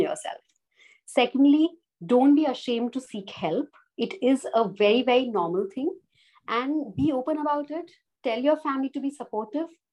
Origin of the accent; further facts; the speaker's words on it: Jaipur, Rajasthan, India; moved away as an adult; now in Gujarat, India; I'm originally based from Jaipur, but I'm married in Gujarat.